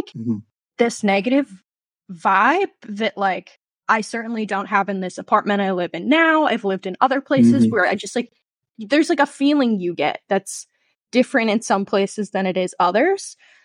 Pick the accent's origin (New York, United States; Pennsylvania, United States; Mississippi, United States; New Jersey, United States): New Jersey, United States; I am from a small old historical town in New Jersey, right along the Delaware. So that like famous photo of Washington crossing the Delaware is like a mile from where I grew up